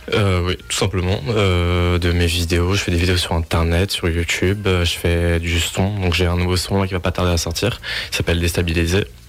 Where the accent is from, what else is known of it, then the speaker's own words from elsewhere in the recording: Colmar, Grand Est, France; la foire Van Colmar, parce que c'est là où je suis né, c'est ma ville natale